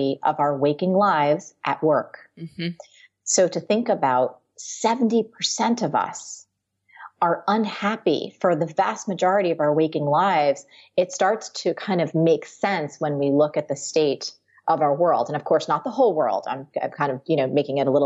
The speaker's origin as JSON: {"language": "English", "region": "New Jersey", "country": "United States", "tie": "born or raised there", "moved": "as an adult", "lives_now": "New York, United States", "said": "I grew up in New Jersey. I've lived my whole life there"}